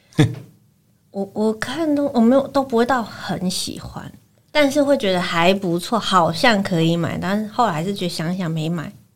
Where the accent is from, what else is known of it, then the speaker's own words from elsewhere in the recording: Taichung, Taiwan; 台中，我是台中人嘛，台中那个国美馆，它每两年都有一个版画双年展